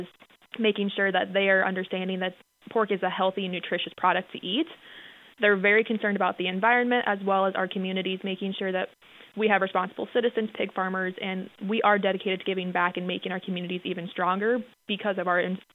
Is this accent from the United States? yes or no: yes; Kingsley, Iowa, United States; moved away as an adult; now in South Dakota, United States; I'm originally from Northwest Iowa, down by Sioux City in a small town of Kingsley.